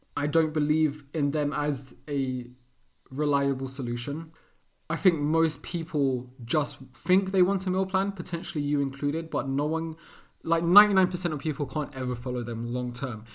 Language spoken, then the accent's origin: English; London, United Kingdom; born and raised in London, England, Portuguese parents